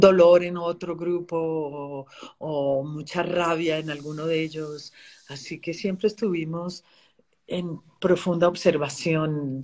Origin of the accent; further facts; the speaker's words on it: Colombia; lo viví en mi tierra y eh, vengo de la guerra de Colombia